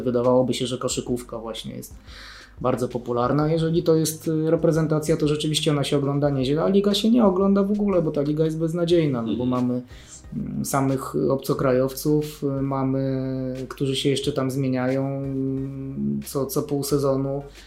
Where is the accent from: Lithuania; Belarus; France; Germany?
Germany; now in Poland; ja się wychowywałem w Niemczech